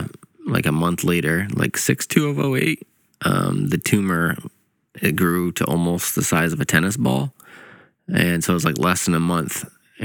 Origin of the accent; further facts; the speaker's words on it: Indiana, United States; also born or lived in Canada; I was born in Canada, grew up in Indiana.